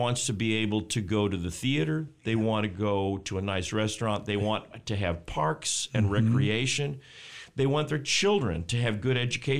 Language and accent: English; Texas, United States; now in Michigan, United States; I grew up in Texas, so I'm not a huge fan of winter.